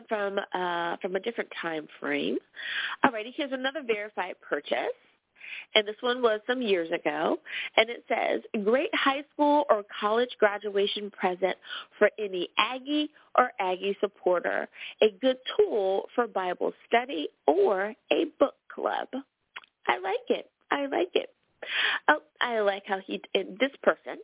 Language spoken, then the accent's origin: English; United States; my home country. Woohoo! Thanks, U.S. of A.